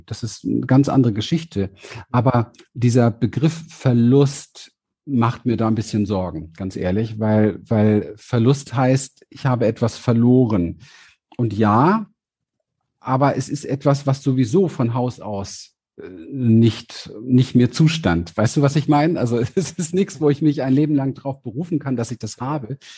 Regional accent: Berlin, Germany; born there; Ich bin geboren in Berlin, mhm. an der Berliner Mauer auf der Westseite

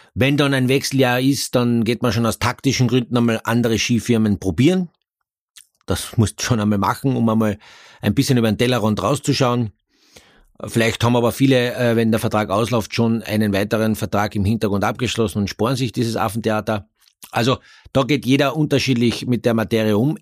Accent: Carinthia, Austria; ich bin ja ein Kärntner

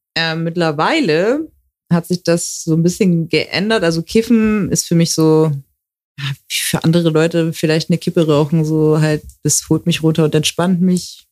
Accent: Hamburg, Germany; moved away as an adult; now in Frankfurt, Germany; ich bin in Hamburg geboren, ich habe mein ganzes Leben dort gelebt.

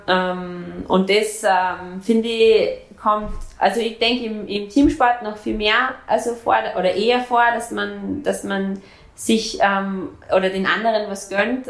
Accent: Austria; also born or lived in Germany; now in Frankfurt, Germany; bei uns in Österreich

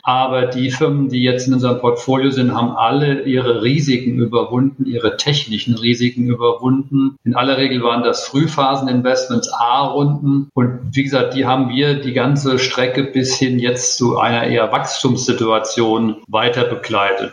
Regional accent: Frankfurt am Main, Hesse, Germany; ich komme aus Frankfurt am Main

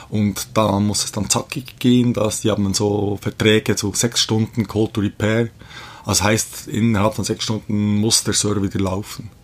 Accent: Bern, Switzerland; ich bin aber in der Schweiz geboren, äh, Mutter ist Schweizerin, äh, ich komme aus Bern, wohne auch in Bern

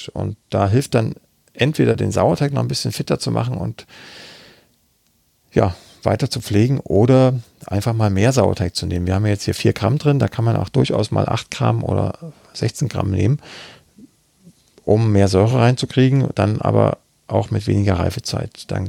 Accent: Saxony, Germany; Ich bin jetzt aus Sachsen, ob, ob man da noch Klitsch sagt

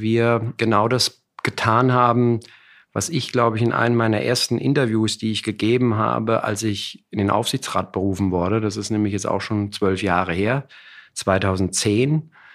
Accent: Frankfurt / Bad Homburg, Hesse, Germany; also born or lived in Munich; da bin ich gerade sieben geworden, um es genau zu sagen, sind wir dann nach Frankfurt gezogen oder nach Bad Homburg gezogen

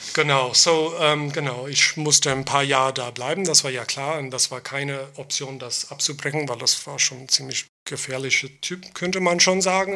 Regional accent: Long Island, New York, United States; German is a second language; moved away as an adult; also born or lived in Queens, New York; now in Berlin, Germany; ich bin in Queens geboren, mhm. aber ich bin auf Long Island aufgewachsen

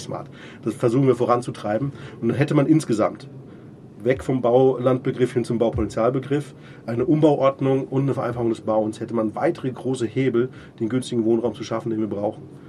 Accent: Munich, Bavaria, Germany; jetzt bin ich Münchner

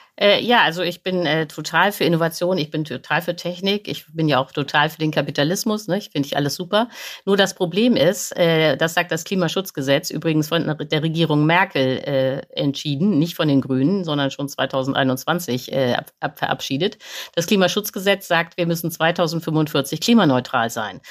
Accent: Germany; wir verbrauchen als Deutsche

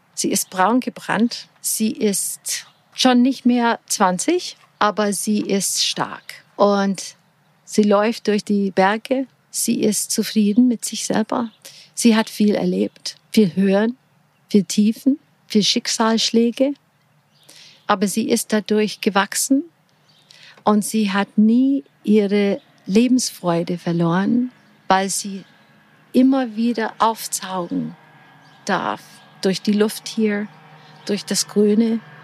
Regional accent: Portland, Oregon, United States; German is a second language; moved away as an adult; also born or lived in Florida; now in Füssen, Germany; Ich bin in sonnige Florida geboren Ach. und aufgewachsen an der Westküste in Portland, Oregon

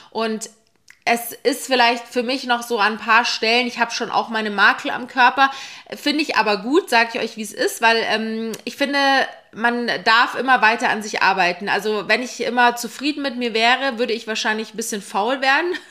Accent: Munich, Bavaria, Germany; now in Berlin, Germany; Ich komme eigentlich aus München. Ich bin 2018 nach Berlin gezogen

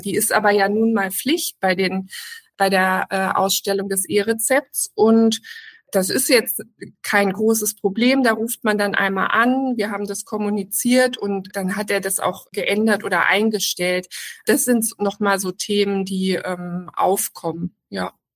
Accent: Germany; also born or lived in Hamburg; bei uns in Deutschland

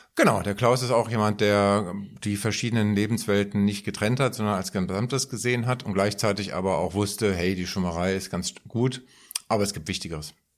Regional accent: Frankfurt, Hesse, Germany; an die eigene Schulzeit äh, zurückerinnert, bei uns in Frankfurt, linksliberales Umfeld etc., wir haben auch Schulstreiks gemacht

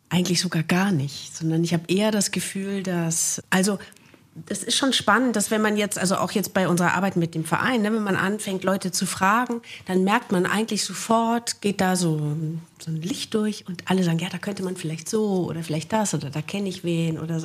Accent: Wuppertal, North Rhine-Westphalia, Germany; moved away as an adult; meine Kindheit habe ich in Wichlinghausen zugebracht

